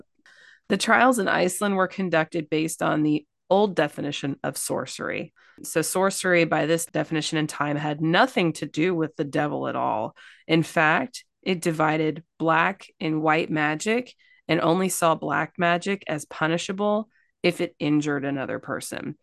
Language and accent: English; Kentucky, United States; I'm from Kentucky.